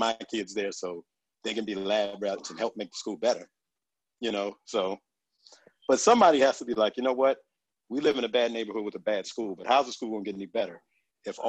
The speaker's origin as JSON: {"language": "English", "town": "Suitland", "region": "Maryland", "country": "United States", "tie": "born or raised there", "said": "growing up in Suitman, we had a computer lab"}